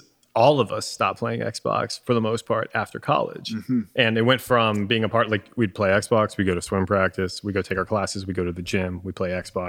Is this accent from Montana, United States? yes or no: no; Florida, United States; moved away; The three of us, born and raised in Florida, I believe, right?